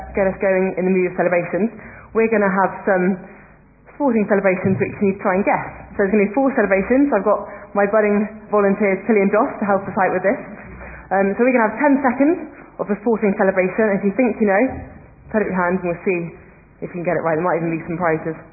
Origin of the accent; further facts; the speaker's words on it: North Wiltshire, South West England, United Kingdom; Home is North Wiltshire